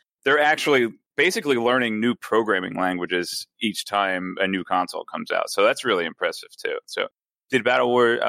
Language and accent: English; United Kingdom; Yeah, right. Yeah, I'm British, mate.